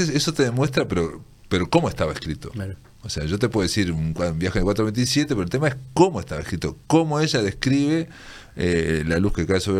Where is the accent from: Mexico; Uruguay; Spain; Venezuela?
Uruguay; Fray Bentos, Río Negro; yo que soy de Fray Ventos